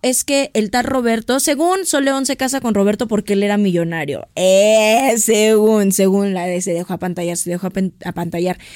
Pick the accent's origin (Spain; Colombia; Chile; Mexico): Mexico; como mexicanos